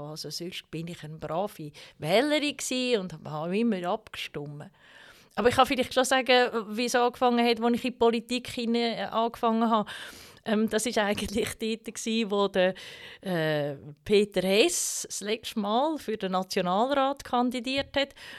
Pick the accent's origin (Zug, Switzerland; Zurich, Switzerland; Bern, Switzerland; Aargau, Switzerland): Zug, Switzerland; Baar; Zusammen mit Silvia bin ich an der Inwilstraße aufgewachsen